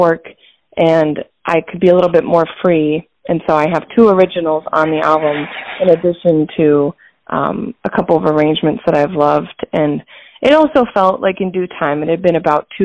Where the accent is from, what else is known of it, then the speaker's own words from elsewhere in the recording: Hudson, Ohio, United States; moved away as an adult; also born or lived in Grand Rapids, Michigan / Columbus, Ohio; now in Detroit, United States; I was born in Grand Rapids, Michigan, but my family moved when I was very young to a town in Northeast Ohio, which is where I grew up up until age 18